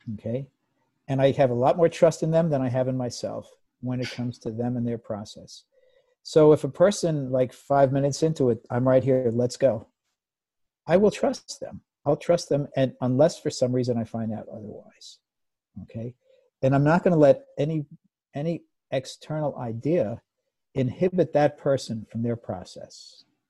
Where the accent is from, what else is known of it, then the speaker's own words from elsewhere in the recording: United States; I grew up in the United States in the 50s and 60s